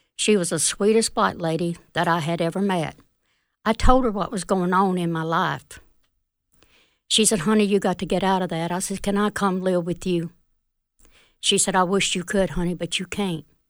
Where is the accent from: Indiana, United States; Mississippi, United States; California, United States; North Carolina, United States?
Mississippi, United States; Fulton; also born or lived in Smithville, Mississippi; I'm from Fulton